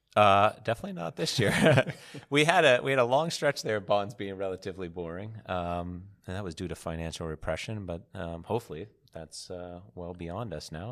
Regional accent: United States; coming from America

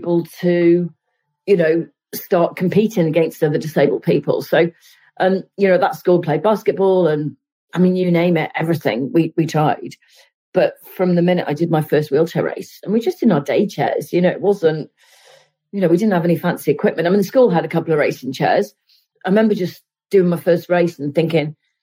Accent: Cardiff, Wales, United Kingdom; I grew up in Cardiff

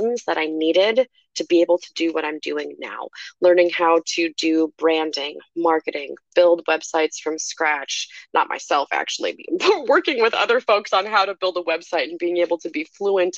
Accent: Iowa, United States; I was born and raised in Iowa

